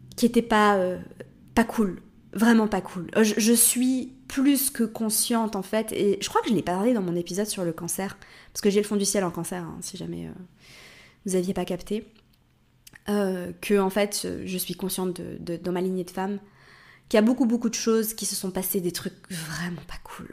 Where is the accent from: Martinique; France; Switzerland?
Switzerland; also born or lived in Morocco; now in Portugal